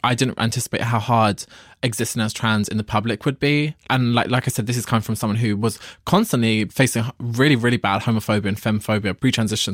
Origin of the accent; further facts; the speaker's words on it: London, United Kingdom; I'm from London